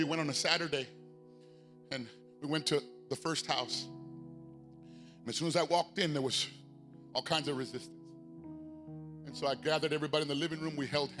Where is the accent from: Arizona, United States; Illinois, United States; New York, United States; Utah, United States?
Arizona, United States; Phoenix; I'm from South Phoenix. And we don't back down from anything.